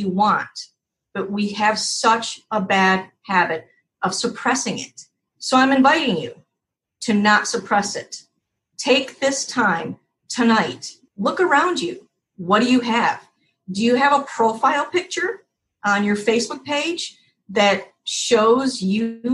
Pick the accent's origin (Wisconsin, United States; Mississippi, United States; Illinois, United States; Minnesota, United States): Wisconsin, United States; now in Key West, United States; Tammy and I are from the Midwest. We're actually from Wisconsin.